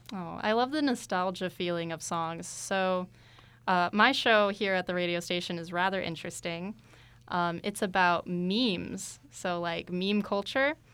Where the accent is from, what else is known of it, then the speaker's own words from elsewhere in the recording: Tucson, Arizona, United States; I'm from Tucson